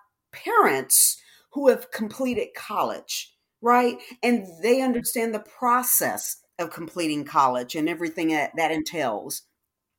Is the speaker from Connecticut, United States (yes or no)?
no; Detroit, Michigan, United States; moved away as an adult; now in Texas, United States; I'm originally from Detroit